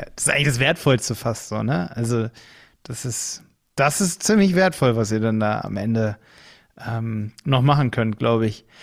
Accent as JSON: {"language": "German", "town": "Hildesheim", "region": "Lower Saxony", "country": "Germany", "said": "Ich komme aus Hildesheim bei Hannover"}